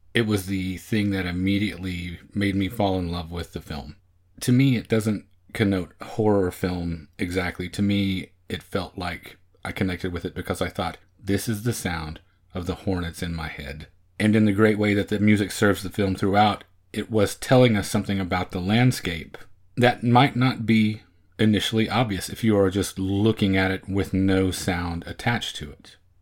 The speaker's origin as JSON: {"language": "English", "region": "Oklahoma", "country": "United States", "tie": "born or raised there", "moved": "as an adult", "lives_now": "Texas, United States", "said": "Growing up in Oklahoma and living in Texas now for almost twenty years"}